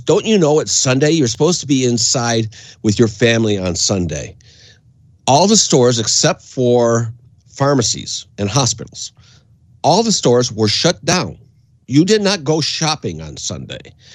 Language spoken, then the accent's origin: English; Windsor, Ontario, Canada; I grew up in Canada, and uh, when uh, my dad moved us over to Canada in 1971